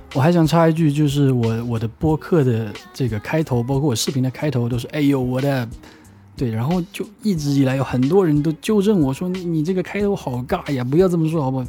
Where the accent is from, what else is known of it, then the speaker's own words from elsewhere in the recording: Wenzhou, Zhejiang, China; 我是出生在温州的一个小岛上面的，我对岛是非常非常有情怀的